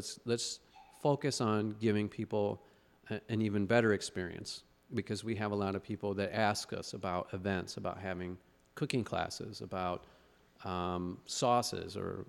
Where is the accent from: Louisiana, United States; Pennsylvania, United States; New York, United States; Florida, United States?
Pennsylvania, United States; Philadelphia; or I grew up in Philly.